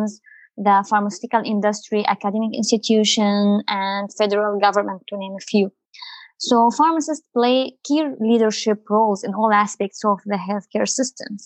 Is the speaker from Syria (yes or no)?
yes; Syria; also born or lived in United Arab Emirates / Abu Dhabi; now in Canada; I'm originally from Syria